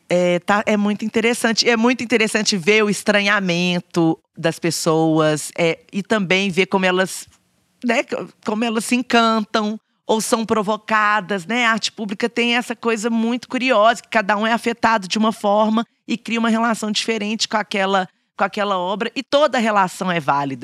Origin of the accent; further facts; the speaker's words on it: Belo Horizonte, Minas Gerais, Brazil; Eu falava, "Belo Horizonte"